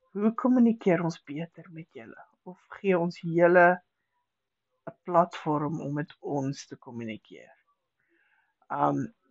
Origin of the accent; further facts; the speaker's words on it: South Africa; ons Afrikaners